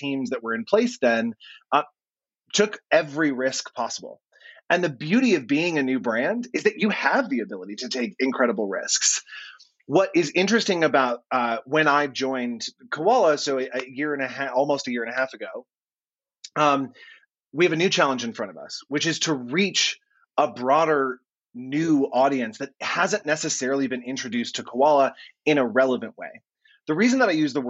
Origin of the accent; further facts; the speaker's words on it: United States; I am not an Australian. I am a dumb American that has come into this country